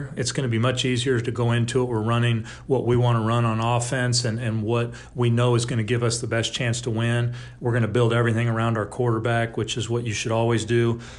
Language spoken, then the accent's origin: English; California, United States; also born or lived in Pine Bluff, Arkansas; I was a baseball player my entire life growing up. We moved back to California from Pine Bluff, Arkansas, which I spent